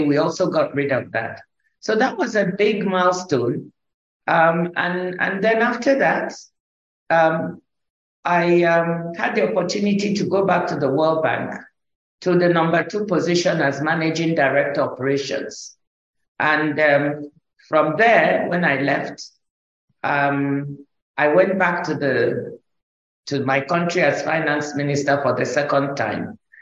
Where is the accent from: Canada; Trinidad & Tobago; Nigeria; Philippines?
Nigeria; when I was growing up in Nigeria, I grew up in first in the village with my grandmother.